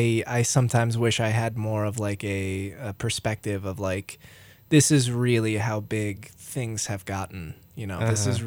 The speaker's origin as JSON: {"language": "English", "area": "Roaring Fork Valley", "region": "Colorado", "country": "United States", "tie": "born or raised there", "said": "There's no scale for me because I grew up here, you know. It's like it's stayed relatively the same size"}